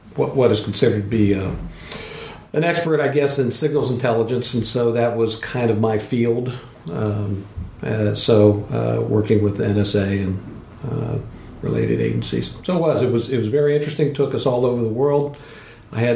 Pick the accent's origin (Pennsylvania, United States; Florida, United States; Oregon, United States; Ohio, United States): Ohio, United States; Columbus; moved away as an adult; also born or lived in Denver, Colorado; now in Port Hadlock, United States; I lived in one place. I grew up in Columbus, Ohio